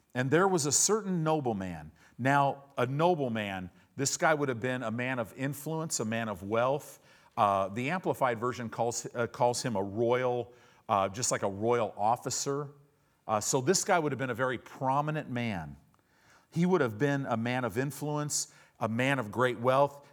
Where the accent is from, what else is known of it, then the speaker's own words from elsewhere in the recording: United States; a lot of us American Christians